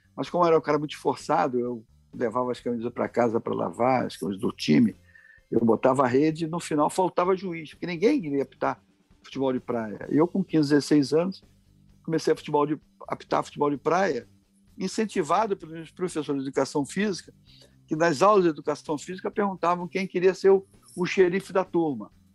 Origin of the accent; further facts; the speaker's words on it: Rio de Janeiro, Brazil; nós nascemos em Copacabana, eu e meu irmão.